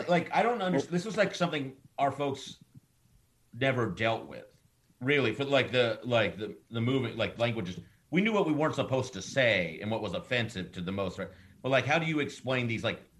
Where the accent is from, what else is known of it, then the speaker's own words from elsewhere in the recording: Dallas, Texas, United States; Well, I am from Dallas.